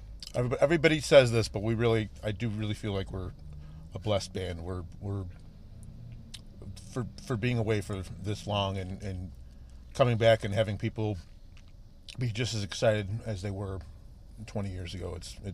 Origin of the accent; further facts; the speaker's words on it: Riverside, Illinois, United States; I'm from Riverside.